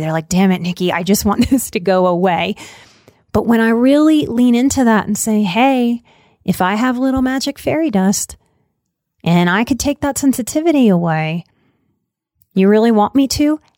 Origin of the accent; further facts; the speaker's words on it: Louisiana, United States; I'm, I'm from Louisiana